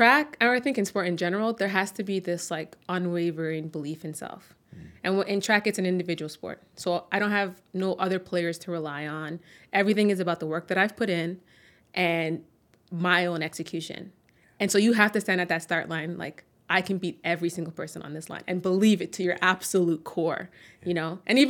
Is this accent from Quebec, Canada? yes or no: no; Toronto, Ontario, Canada; born there; That's I was born in Toronto.